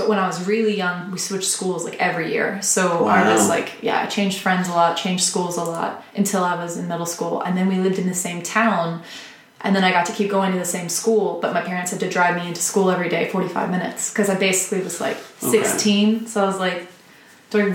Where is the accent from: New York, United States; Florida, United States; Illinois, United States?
Florida, United States; also born or lived in Virginia; I was born in Virginia, but I'm from Florida.